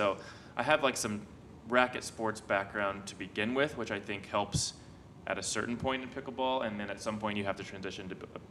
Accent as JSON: {"language": "English", "town": "Lee's Summit", "region": "Missouri", "country": "United States", "tie": "born or raised there", "also_born_or_lived": "Los Angeles, California", "said": "I grew up here locally in Lee's Summit, Missouri."}